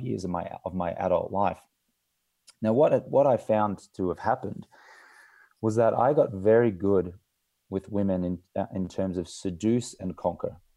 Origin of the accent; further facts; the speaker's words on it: Australia; I grew up in Australia, in an Australian manly culture